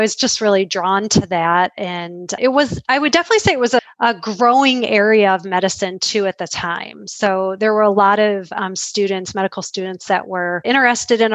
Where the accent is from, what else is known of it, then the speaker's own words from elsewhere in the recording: Metro Detroit area, Michigan, United States; now in Grand Rapids, United States; I grew up outside of Metro Detroit area.